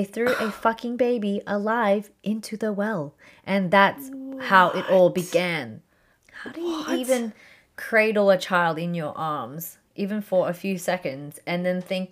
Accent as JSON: {"language": "English", "country": "Philippines", "said": "we're from Philippines"}